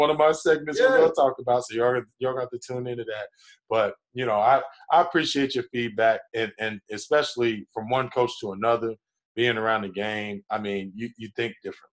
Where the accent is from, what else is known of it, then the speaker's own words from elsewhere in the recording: New Jersey, United States; I'm from New Jersey